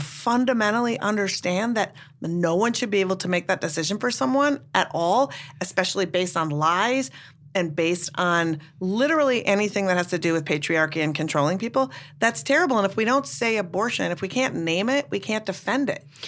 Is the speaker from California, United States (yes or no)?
no; Minnesota, United States; now in Brooklyn, United States; I'm from Minnesota originally